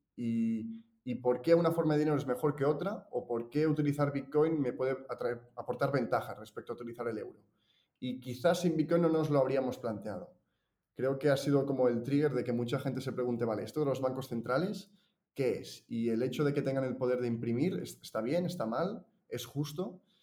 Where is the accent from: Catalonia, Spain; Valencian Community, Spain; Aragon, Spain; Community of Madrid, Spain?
Catalonia, Spain; Girona; yo soy de, Girona, nací en Girona, que es una ciudad de por aquí, Cataluña